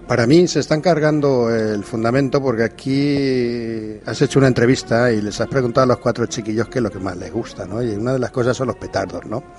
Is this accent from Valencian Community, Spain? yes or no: yes; Valencian Community, Spain; Bueno, somos valencianos, ¿no? Y siempre dice que somos unos meninfos, ¿no?